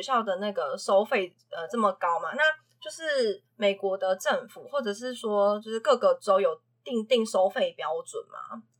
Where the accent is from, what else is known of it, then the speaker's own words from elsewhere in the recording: Taiwan; 我们台湾的状况